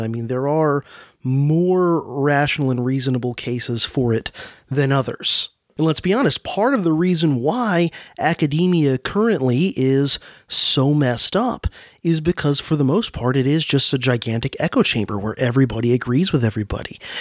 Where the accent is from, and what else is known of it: Florida, United States; born or raised there